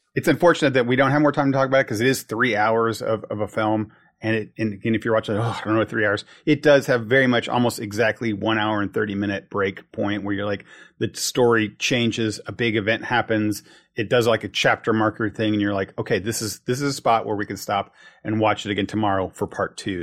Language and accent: English; United States; As an American